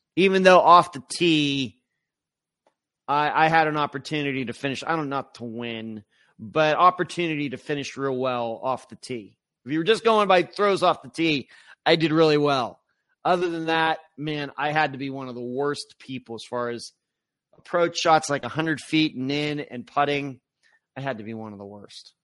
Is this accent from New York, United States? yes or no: no; Pennsylvania, United States; now in Florida, United States; I grew up in Pennsylvania